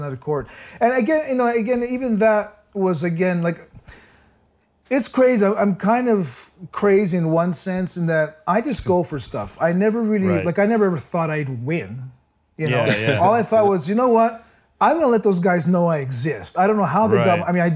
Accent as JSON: {"language": "English", "town": "Toronto", "region": "Ontario", "country": "Canada", "tie": "born or raised there", "said": "I was born and raised in Toronto on the Danforth, the Greek"}